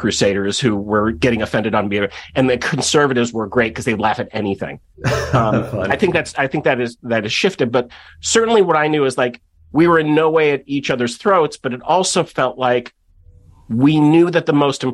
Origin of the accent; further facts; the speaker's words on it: Kenilworth, Illinois, United States; I grew up in Kenilworth, Illinois, which at the time was the richest suburb in America